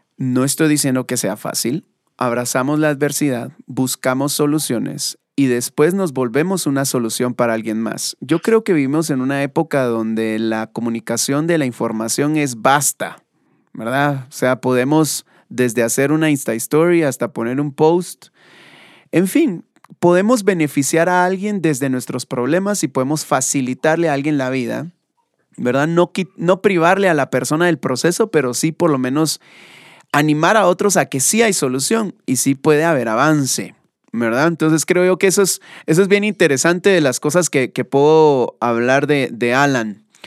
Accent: Guatemala; como buenos guatemaltecos

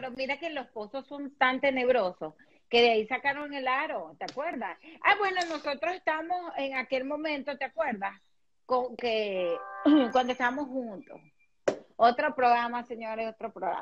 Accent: Venezuela; moved away; nosotros somos de Venezuela

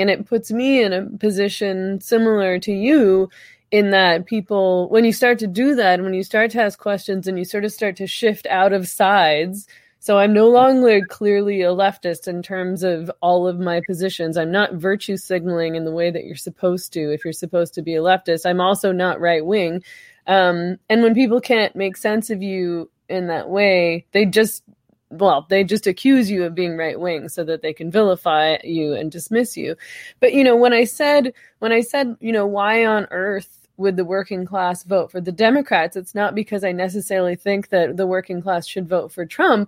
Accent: Canada; I'm Canadian

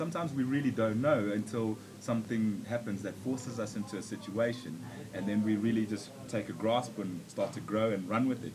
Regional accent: South Africa; also born or lived in Zambia; I'm from Zambia and uh, like South Africa is my home. I've grown up here, made friends here, everything.

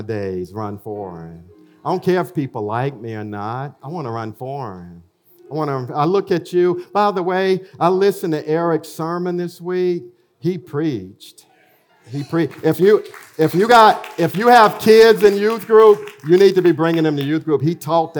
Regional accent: Elberton, Georgia, United States; moved away as an adult; also born or lived in Chicago; Fred, I grew up with in Alberton

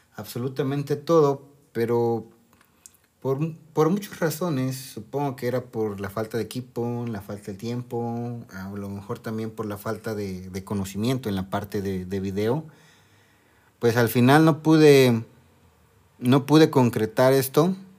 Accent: Mexico; Soy de México

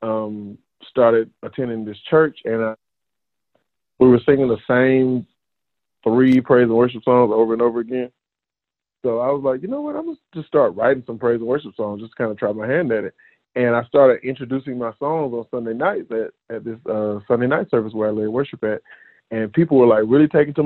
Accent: South Georgia, United States; I am from South Georgia, a very rural area down by Florida, maybe an hour from Florida

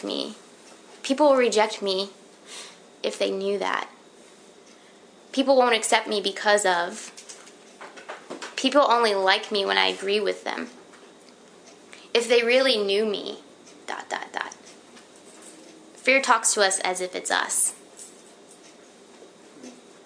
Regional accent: Florida, United States; I'm from Florida

